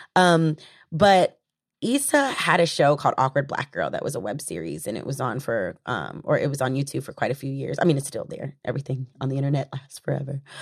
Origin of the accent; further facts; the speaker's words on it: the South, United States; I'm from the South